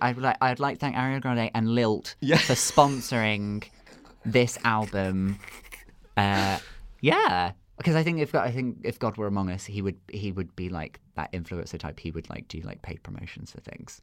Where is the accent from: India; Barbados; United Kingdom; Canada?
United Kingdom; Redruth, South West England; moved away; I'm originally from Cornwall. Okay. That's where I was born and raised.